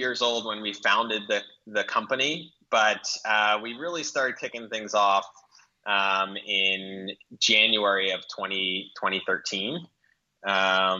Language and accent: English; Providence, Rhode Island, United States; now in New York, United States; So I actually grew up in Providence, Rhode Island.